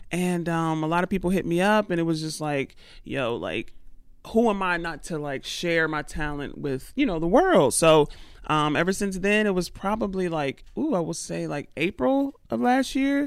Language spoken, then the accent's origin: English; Atlanta, Georgia, United States; now in New York, United States; Born and raised in Atlanta